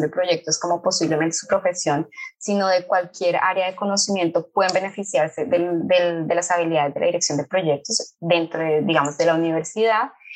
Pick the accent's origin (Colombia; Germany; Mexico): Colombia; moved away as an adult; now in Rio de Janeiro, Brazil; soy colombiana. Hace un poco más de siete años estoy viviendo en Río de Janeiro.